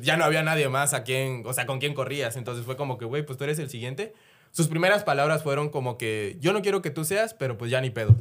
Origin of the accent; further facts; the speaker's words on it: Chiapas, Mexico; yo soy de Chiapas